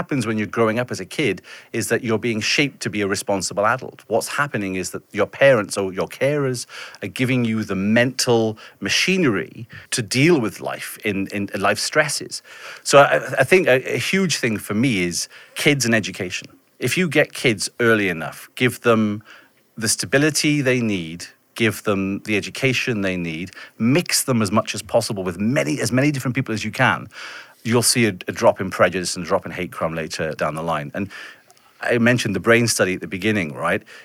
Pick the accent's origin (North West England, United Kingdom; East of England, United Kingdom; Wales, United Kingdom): Wales, United Kingdom; Welsh town; my experience growing up in a very white Welsh town